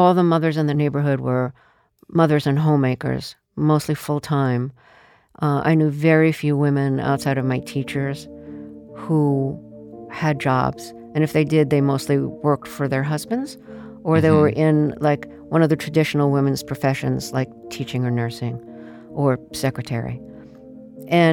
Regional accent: New York City, New York, United States; I grew up in the Sheepshead Bay neighborhood of Brooklyn

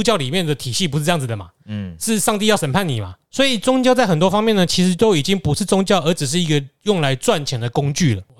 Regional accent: Taiwan; 因为我们台湾人去拜神几乎都是要这样子，我们去拜拜就是要回报

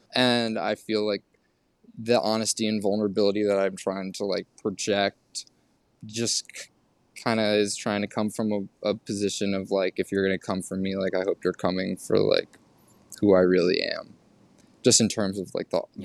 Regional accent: New York City, New York, United States; also born or lived in Oregon; we all grew up here

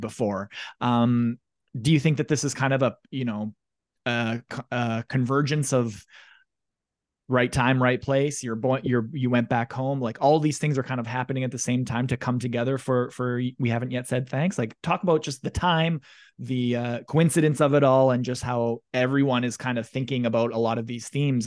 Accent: Russell, Manitoba, Canada; I'm from Russell, Manitoba, small town, about 1500, maybe 2000 people.

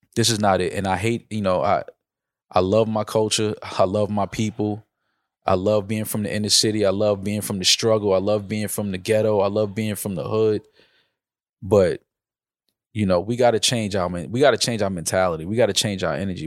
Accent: New York City, New York, United States; I'm from New York

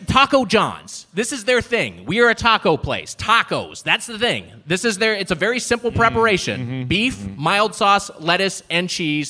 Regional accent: Southern California, United States; born and raised in Southern California, lived in LA County my entire life

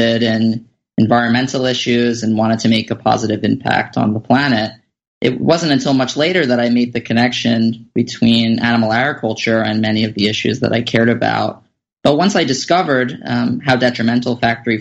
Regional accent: New York City, New York, United States; I grew up in Staten Island, New York

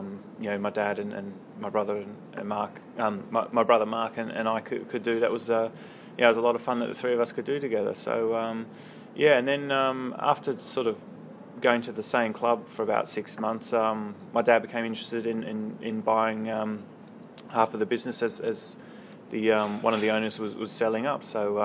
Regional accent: Australia; I used to play snooker, actually nine ball and eight ball with my dad and my brother on weekends.

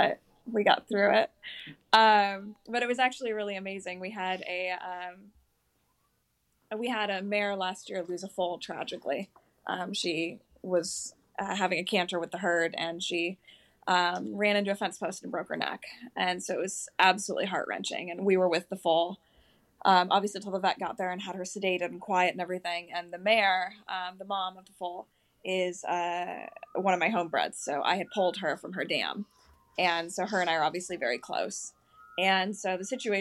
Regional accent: South Carolina, United States; we're from South Carolina

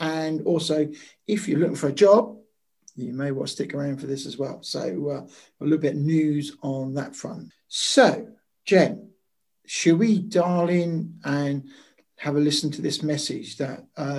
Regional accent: Maldives; I'm from the Maldives.

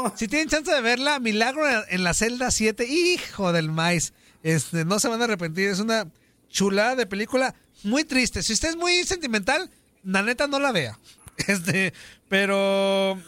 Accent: Mexico; ahora ya lo digo como mexicano

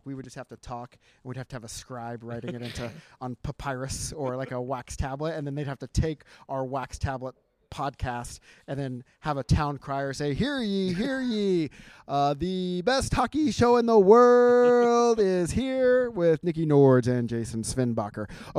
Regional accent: United States; I'm American

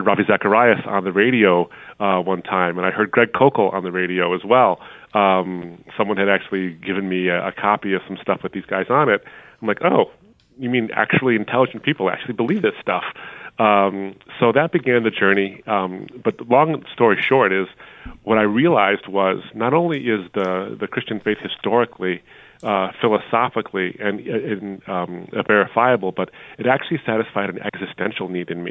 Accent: Troy, Michigan, United States; also born or lived in Detroit, Michigan; in the suburb I grew up in at that point, now it's really diverse, but then it's called Troy, Michigan

